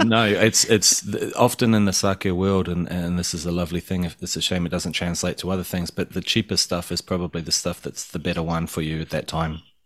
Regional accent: Tauranga, Bay of Plenty, New Zealand; moved away as an adult; also born or lived in Australia; now in Japan; growing up in Tauranga, which is just like a total paradise

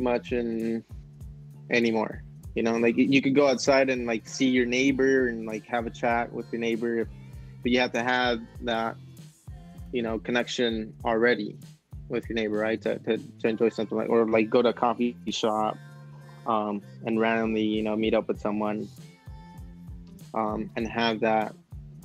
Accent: Dallas, Texas, United States; moved away; I grew up in Dallas and I have family there

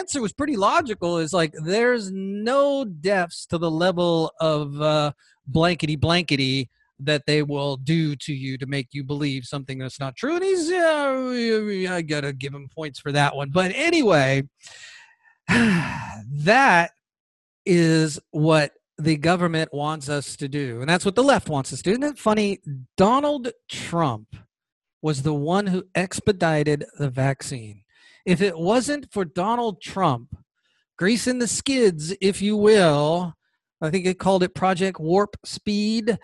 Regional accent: Georgia, United States; my home state of Georgia

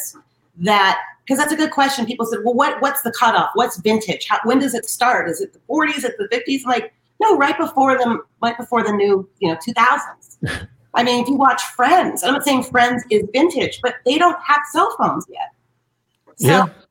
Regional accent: Beverly Hills, California, United States; also born or lived in Hollywood, Los Angeles; I was born at Cedars in Hollywood. And then my dad moved from Philadelphia to Beverly Hills in 68. So I grew up there my whole life

